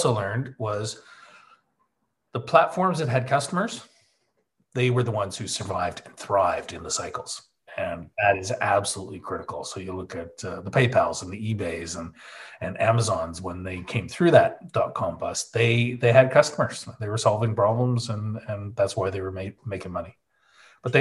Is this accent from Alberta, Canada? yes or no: yes; Calgary, Alberta, Canada; moved away as an adult; now in Isle of Man; we moved the company from Canada, Calgary, my hometown, to the Isle of Man back in 2003. And I've been here ever since.